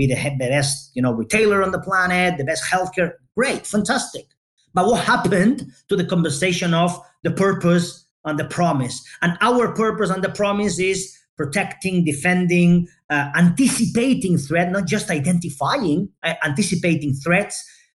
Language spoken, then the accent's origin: English; Barcelona, Catalonia, Spain; I'm Spanish, born and raised in Barcelona, Spain